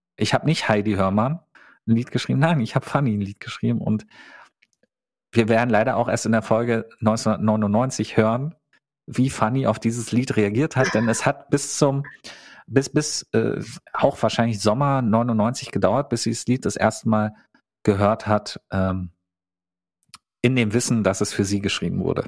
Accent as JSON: {"language": "German", "town": "Teltow", "region": "Brandenburg", "country": "Germany", "tie": "born or raised there", "said": "Ich bin in Teltow zur Schule gegangen"}